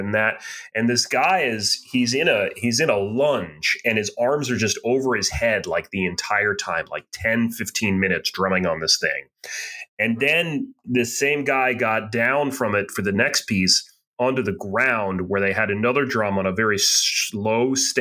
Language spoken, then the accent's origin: English; Boston, Massachusetts, United States; we're from the Boston area, you much more so than me.